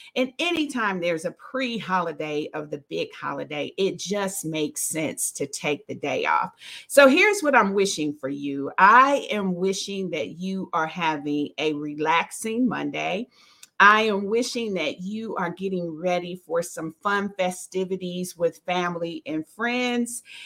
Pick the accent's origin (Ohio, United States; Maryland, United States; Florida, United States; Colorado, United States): Ohio, United States; Dayton; I'm from Dayton, Ohio. We come from an area where they have, I think, line dances to every song that you can think